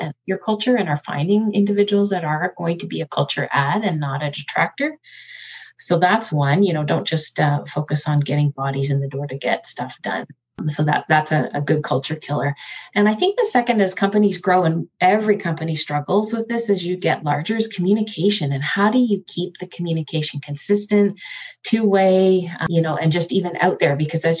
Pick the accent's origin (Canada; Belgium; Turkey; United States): Canada; we changed it to moose because we're Canadian. And so we should really reflect that.